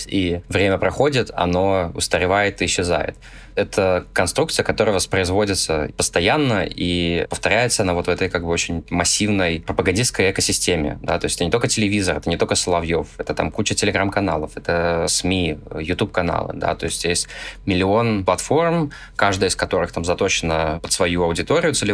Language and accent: Russian; Russia; хотя бы тот факт, что я родился в России, я а русский, это моя страна